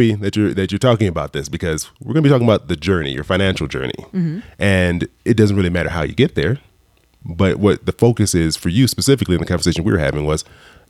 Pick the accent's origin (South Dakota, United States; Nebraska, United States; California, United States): California, United States; Southern; I'm from Southern California. We're barely higher than sea level.